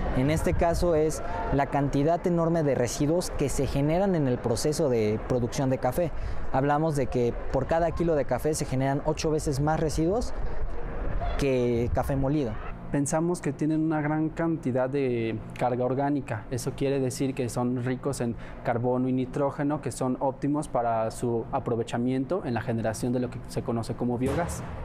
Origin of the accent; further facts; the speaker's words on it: San Marcos de León, Veracruz, Mexico; yo soy originario de un pequeño pueblo en Veracruz llamado San Marcos de León.